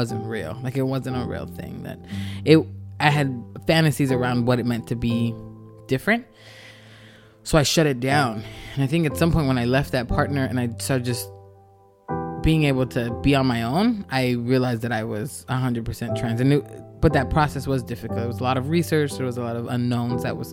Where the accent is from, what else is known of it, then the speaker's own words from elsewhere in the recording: Los Angeles, California, United States; I am from Los Angeles. My family is originally from El Salvador, but my grandmother raised me